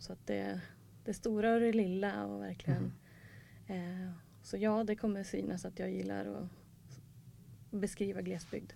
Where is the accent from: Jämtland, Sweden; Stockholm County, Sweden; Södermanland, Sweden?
Jämtland, Sweden; Eastern; jag är från Östjämtland